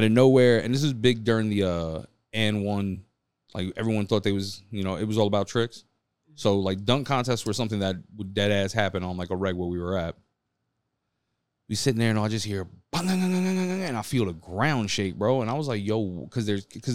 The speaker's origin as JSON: {"language": "English", "town": "New York City", "region": "New York", "country": "United States", "said": "I'm from Midtown Manhattan."}